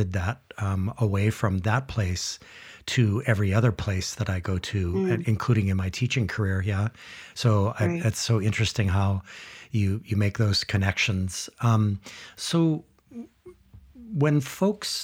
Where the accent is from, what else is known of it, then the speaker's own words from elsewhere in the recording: Kahaluu, Hawaii, United States; I grew up in Kahalu, on the windward side here on Oahu